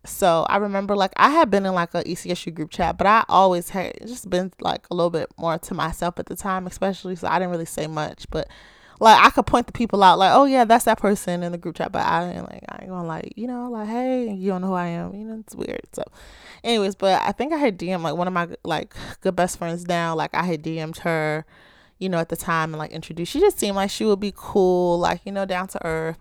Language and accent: English; Baltimore, Maryland, United States